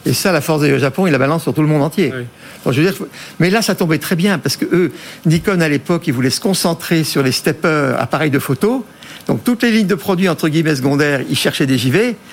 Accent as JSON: {"language": "French", "country": "France", "said": "en tant que bon français"}